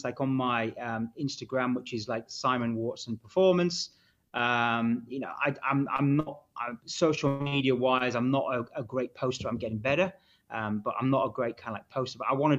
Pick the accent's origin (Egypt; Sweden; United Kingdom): United Kingdom; Hull, Yorkshire and the Humber